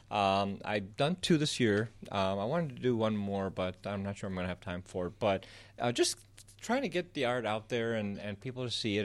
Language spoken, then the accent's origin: English; Southeast Michigan, United States; moved away as an adult; also born or lived in Egypt; now in Chicago, United States; I was born in Egypt, raised in Southeast Michigan, moved here about ten years ago